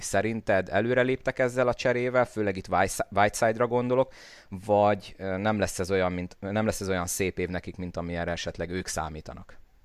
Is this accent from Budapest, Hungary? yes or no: no; Szolnok, Jász-Nagykun-Szolnok, Hungary; én mint szolnoki